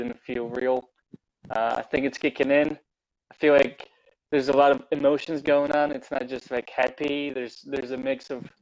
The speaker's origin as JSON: {"language": "English", "region": "Western Ukraine", "country": "Ukraine", "tie": "born or raised there", "moved": "yes", "lives_now": "United States", "said": "I was born in Ukraine, on the west side of Ukraine."}